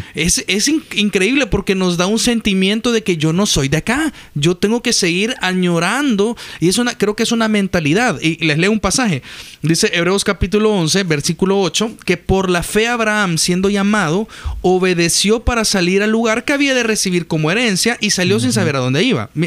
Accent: El Salvador; yo como salvadoreño

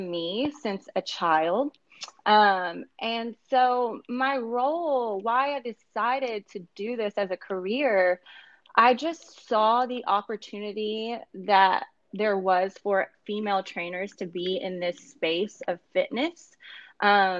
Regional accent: Kentucky, United States; moved away as an adult; now in Los Angeles, United States; I am currently in Los Angeles. I am originally from Kentucky. I've been in LA for about 7 years now

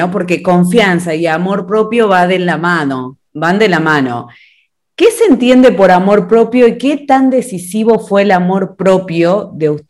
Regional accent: Argentina; ya me conocen, soy de Argentina y vamos a estar en este segmento especial Historias que Inspiran.

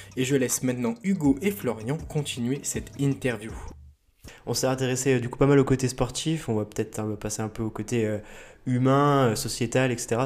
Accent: Bourg-en-Bresse, Auvergne-Rhône-Alpes, France; on est originaire de, du coup, de Bourg-en-Bresse

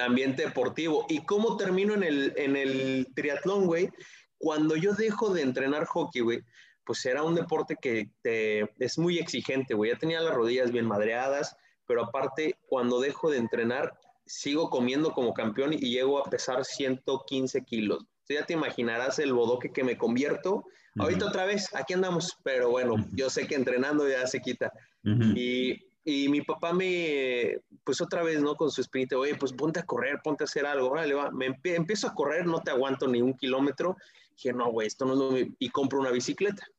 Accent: Toluca, State of Mexico, Mexico; yo soy de Toluca

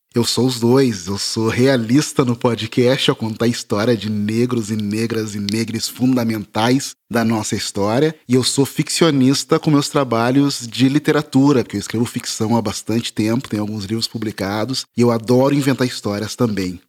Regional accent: Porto Alegre, Rio Grande do Sul, Brazil; now in São Paulo, Brazil; eu sou de Porto Alegre, moro em São Paulo agora, mas eu cresci em Porto Alegre.

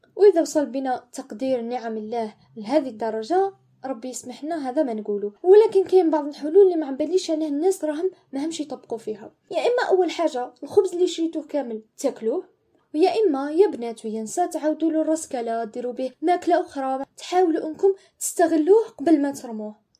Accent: Algeria; بالنسبة لنا كجزائريين

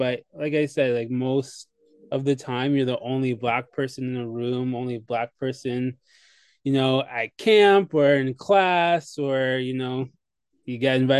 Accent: Kingston, Ontario, Canada; also born or lived in Saskatchewan; and had kids here, and have been raising them for the last 5.5 years here in Kingston. So yeah, pretty much my whole life has been spent in Kingston.

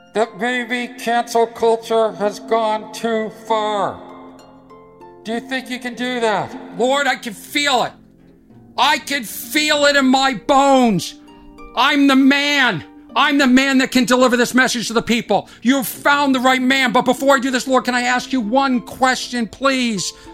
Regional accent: Boston, Massachusetts, United States; accent: Boston; my Boston accent

